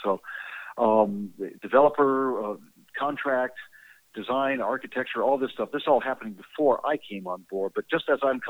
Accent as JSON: {"language": "English", "region": "Texas", "country": "United States", "said": "I'm a Texan, and that's what we do."}